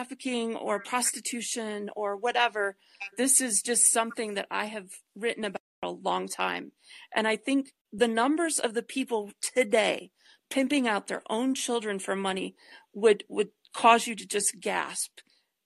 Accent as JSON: {"language": "English", "town": "Detroit", "region": "Michigan", "country": "United States", "tie": "born or raised there", "moved": "yes", "lives_now": "Colorado, United States", "said": "I grew up in Detroit and now I live in Colorado."}